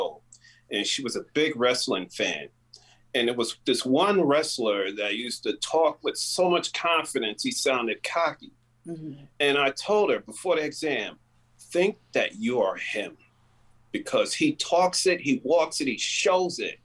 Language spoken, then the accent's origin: English; New York, United States; Me being a New Yorker